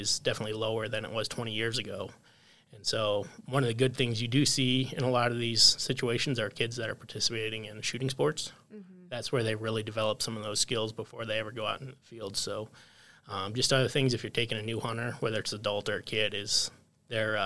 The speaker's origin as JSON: {"language": "English", "region": "Pennsylvania", "country": "United States", "tie": "born or raised there", "moved": "yes", "lives_now": "North Dakota, United States", "said": "I grew up in Pennsylvania"}